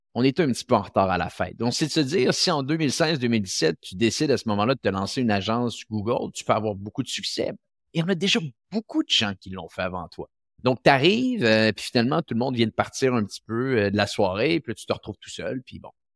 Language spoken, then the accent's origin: French; Quebec City, Quebec, Canada; ma ville natale, qui est la ville de Québec